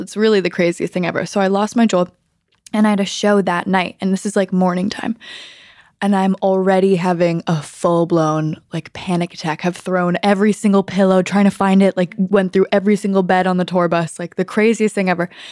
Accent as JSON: {"language": "English", "town": "Los Angeles", "region": "California", "country": "United States", "tie": "born or raised there", "said": "growing up in Los Angeles with my family"}